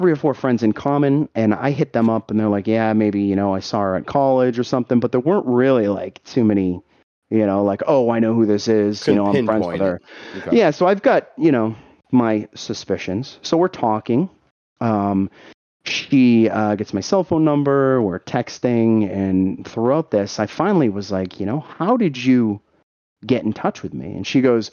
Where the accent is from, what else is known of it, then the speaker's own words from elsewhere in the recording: Boston, Massachusetts, United States; I'm from Boston